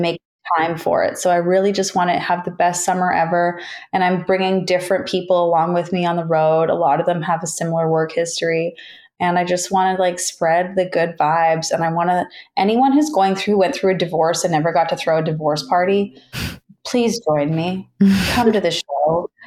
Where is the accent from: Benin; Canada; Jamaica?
Canada; Toronto, Ontario; moved away as an adult; also born or lived in Australia / New York; my hometown of Toronto, Ontario